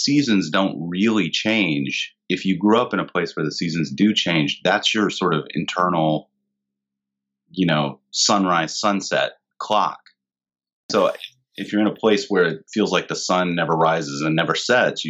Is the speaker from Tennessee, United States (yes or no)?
yes; Nashville, Tennessee, United States; moved away as an adult; also born or lived in Louisville, Kentucky / Pittsburgh / Los Angeles / Everett/Mukilteo, Washington; now in Mukilteo, United States; I grew up in Nashville and lived there until I was 19 or so